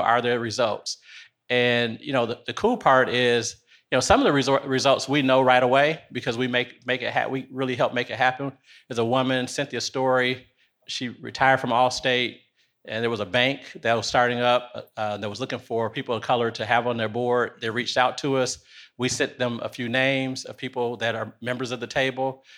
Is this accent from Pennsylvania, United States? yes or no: no; Detroit, Michigan, United States; moved away as an adult; also born or lived in North Carolina; now in Nashville, United States; I am originally from Detroit, Michigan